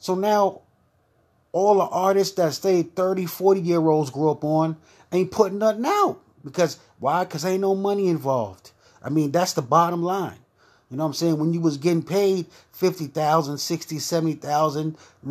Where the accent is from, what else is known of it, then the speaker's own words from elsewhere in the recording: New York City, New York, United States; I'm from Brooklyn